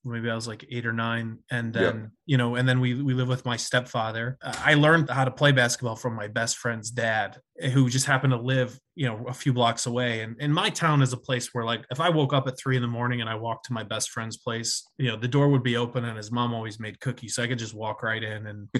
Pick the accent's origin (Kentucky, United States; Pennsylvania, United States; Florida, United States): Pennsylvania, United States; Susquehanna; moved away; also born or lived in Mexico; I grew up in Northeastern Pennsylvania in a town of about 1,100 people. … I moved from Mexico. My father was a Mexican citizen who went to high school, college, and worked in the United States